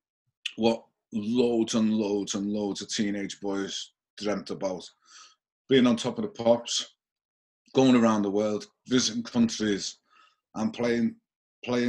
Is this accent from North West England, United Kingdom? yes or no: yes; Liverpool, North West England, United Kingdom; I'm originally from Liverpool.